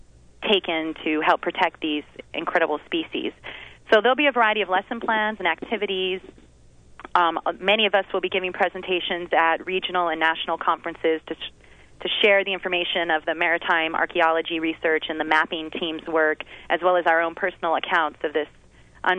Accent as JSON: {"language": "English", "area": "Big Island", "region": "Hawaii", "country": "United States", "tie": "born or raised there", "said": "I born and raised in Hawaii, living on the Big Island my whole life"}